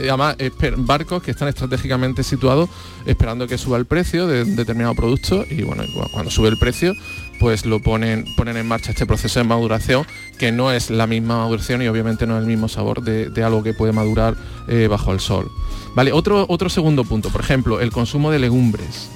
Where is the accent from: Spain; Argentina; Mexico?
Spain; Andalusia; los andaluces en particular, los españoles en general, porque es algo muy nuestro